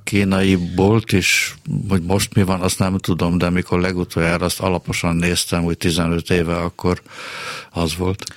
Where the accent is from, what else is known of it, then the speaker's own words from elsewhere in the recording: Budapest, Hungary; a Rökszilárd utcába születtem, és onnan a a 8. kerületi Sárkány utcába vitt haza bennünket az apám